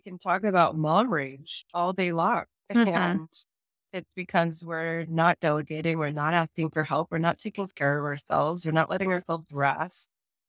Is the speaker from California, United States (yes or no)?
yes; California, United States; now in Chicago, United States; I'm from California and now I live in the suburbs of Chicago.